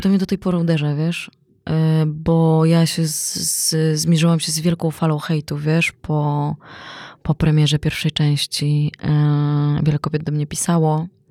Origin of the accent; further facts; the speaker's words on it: Poland; my jesteśmy z Polski